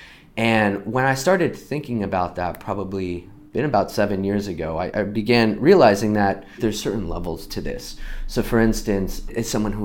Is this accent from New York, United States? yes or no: yes; New York, United States; moved away as an adult; now in Portland, United States; I am from New York, where I was raised, grew up, and moved out here to Portland about 15 years